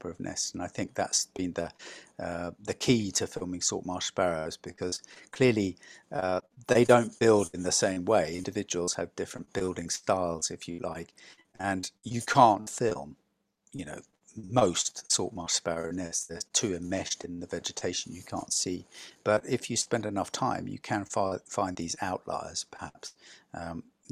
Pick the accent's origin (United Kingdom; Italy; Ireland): United Kingdom; England; moved away as an adult; now in Vermont, United States; I'm English